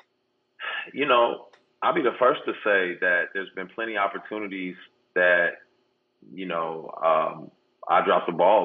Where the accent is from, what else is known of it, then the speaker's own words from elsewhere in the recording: San Diego, California, United States; I grew up in Southeast San Diego